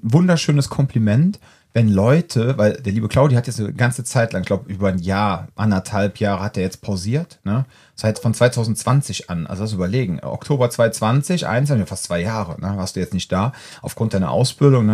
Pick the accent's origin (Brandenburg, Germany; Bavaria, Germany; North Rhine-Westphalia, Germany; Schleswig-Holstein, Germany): North Rhine-Westphalia, Germany; Cologne; wir, sind ja alle Kölner